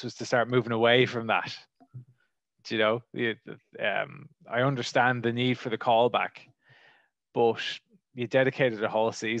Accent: Wicklow, Leinster, Ireland; I am from Ireland, and I grew up in a place called Wicklow

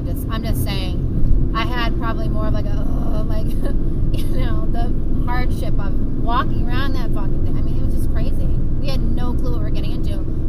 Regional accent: New England, United States; I grew up in New England, so everything is like history

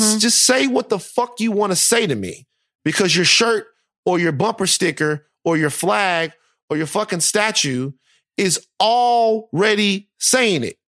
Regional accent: Louisiana, United States; my home state

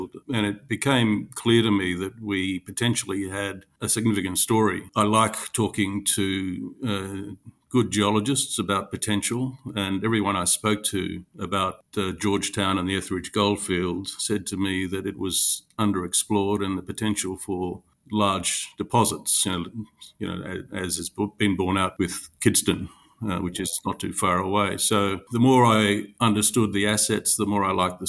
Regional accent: West Australian goldfields, Western Australia, Australia; moved away as an adult; also born or lived in London; I grew up in the West Australian goldfields, worked in quite a few companies in Western Australia

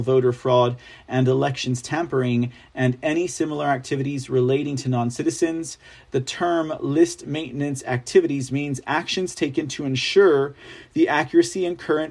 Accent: Texas, United States; I'm from Texas

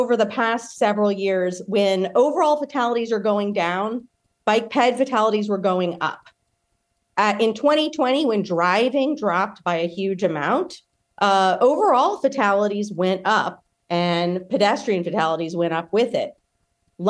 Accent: Louisiana, United States; my home state of Louisiana

